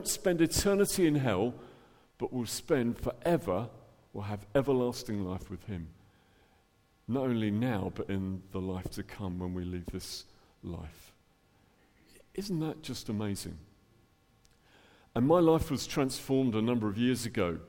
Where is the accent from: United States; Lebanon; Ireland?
Ireland; Dublin, Leinster; now in England; Originally, I'm from Dublin, as you can tell from my accent, the top of the morning to you. So born in Ireland and ended up in England